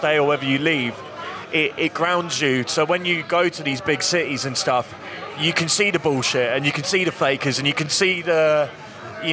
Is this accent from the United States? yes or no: no; Hastings, South East England, United Kingdom; Hastings has become somewhere, like, when I was growing up there, it was rough.